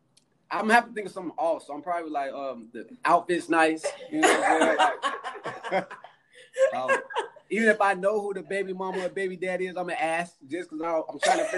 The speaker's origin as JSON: {"language": "English", "town": "Jacksonville", "country": "United States", "moved": "yes", "lives_now": "Atlanta, United States", "said": "I'm from Jacksonville. I've been for a while."}